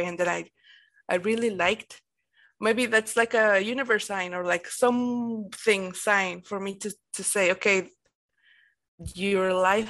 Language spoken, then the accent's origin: English; Mexico; I'm from Mexico